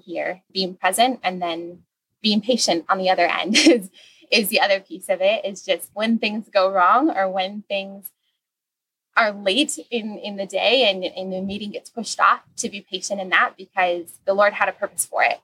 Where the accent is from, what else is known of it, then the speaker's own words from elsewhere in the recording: Indiana, United States; moved away as an adult; now in Masatepe, Nicaragua; I am from Indiana originally